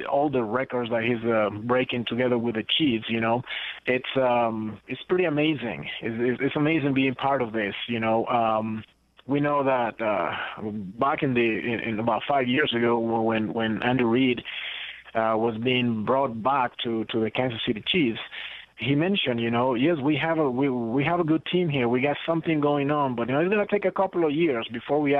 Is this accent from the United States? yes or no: no; Costa Rica; English is a second language; also born or lived in Guatemala; growing up in Central America, you know, Costa Rica and Guatemala, it was more about soccer